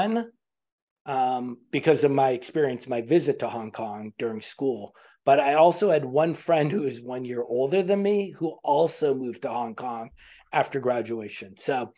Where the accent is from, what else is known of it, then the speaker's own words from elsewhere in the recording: Boston, Massachusetts, United States; In Boston.